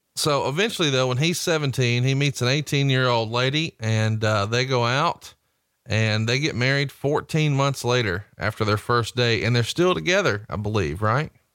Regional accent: Alabama, United States; I'm from Alabama.

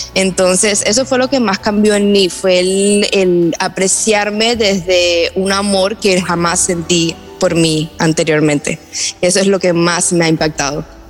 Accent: Cuba; born or raised there; moved away

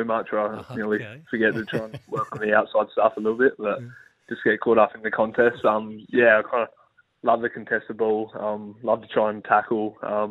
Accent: Port Augusta, South Australia, Australia; I grew up in Port Augusta

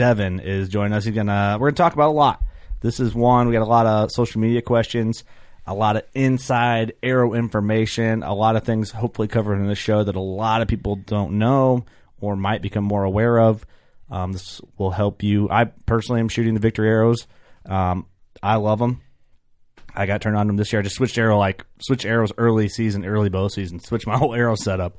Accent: Illinois, United States; some Illinois boys

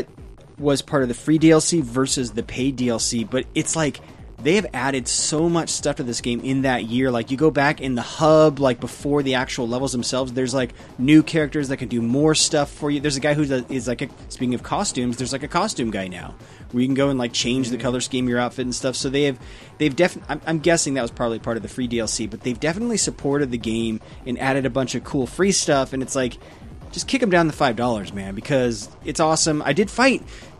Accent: England, United Kingdom; So yeah, I'm English

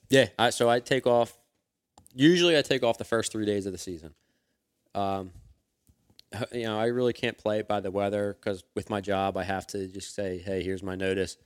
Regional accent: Philadelphia, Pennsylvania, United States; I grew up in Northeast Philadelphia

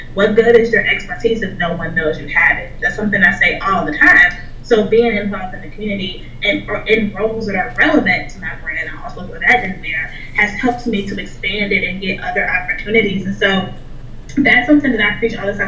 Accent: Chicago, Illinois, United States; moved away as an adult; now in Pittsburgh, United States; so I live in Pittsburgh right now. I'm not from Pittsburgh. I'm from Chicago, and I moved here a couple years ago when I graduated from college

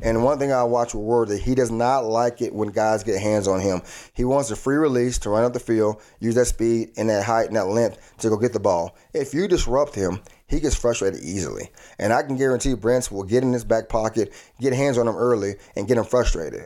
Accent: Texas, United States; being a Texan myself

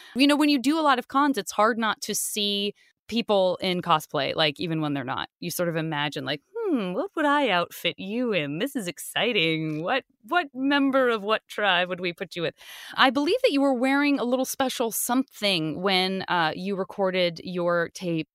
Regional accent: Tucson, Arizona, United States; I'm from Tucson

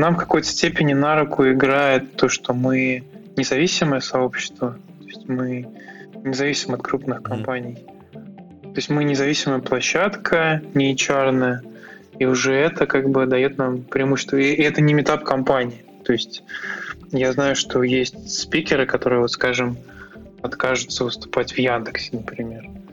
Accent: Tver, Tver Oblast, Russia; Ну, это мой родной город. То есть, я здесь родился и вырос.

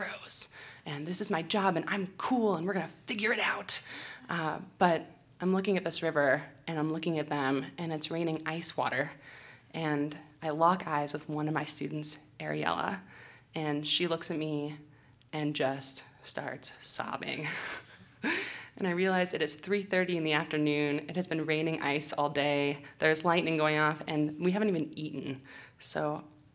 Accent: California, United States; I'm from California.

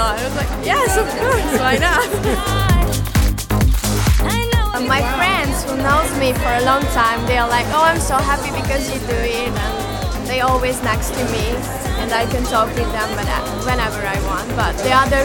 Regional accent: Hungary; I'm from Hungary

